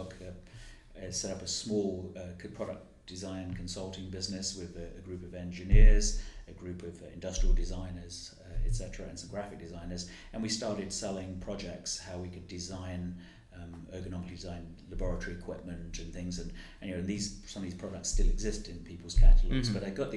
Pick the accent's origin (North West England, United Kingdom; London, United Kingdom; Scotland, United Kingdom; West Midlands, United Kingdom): London, United Kingdom; growing up in the East End